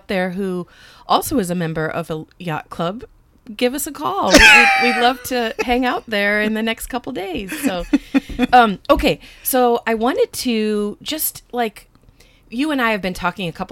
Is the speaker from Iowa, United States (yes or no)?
yes; Iowa, United States; we're from Iowa